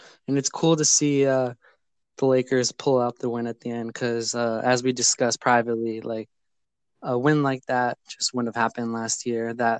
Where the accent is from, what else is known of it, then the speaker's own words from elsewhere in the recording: San Diego, California, United States; I'm from San Diego, California.